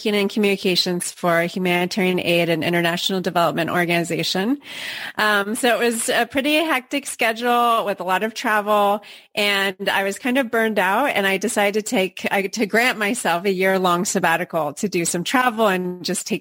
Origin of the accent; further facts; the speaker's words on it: Portland, Oregon, United States; now in Barcelona, Spain; I'm originally from Portland, Oregon, so I'm a transplant here